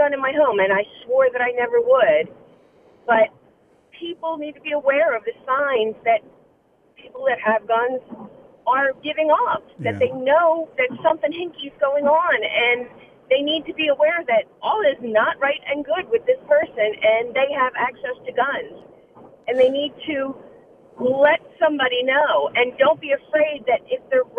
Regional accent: East Coast, United States; also born or lived in Springfield, Pennsylvania; now in Macomb, Michigan, United States; I'm from the East Coast.

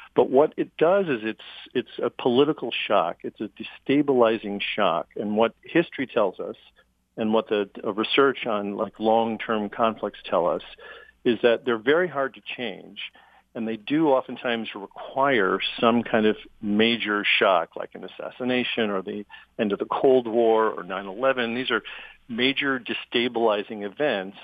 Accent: Chicago, Illinois, United States; I come from Chicago, which had a political machine

